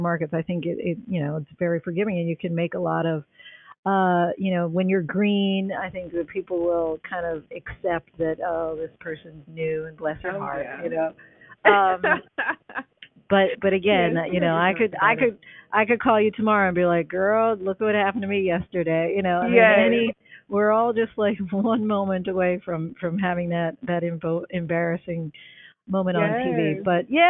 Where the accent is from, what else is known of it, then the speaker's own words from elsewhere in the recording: New Jersey, United States; moved away as an adult; also born or lived in Syracuse / Indianapolis; now in New York, United States; I'm from South Jersey. So my home market is Philadelphia